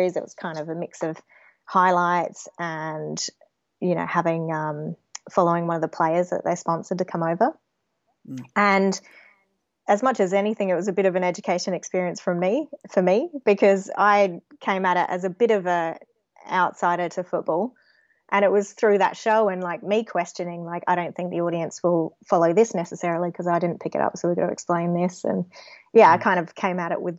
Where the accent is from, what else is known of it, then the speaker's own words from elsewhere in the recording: Adelaide, South Australia, Australia; I grew up around Woodville West, but first family home was in Birkenhead, so that's in the Port Adelaide area.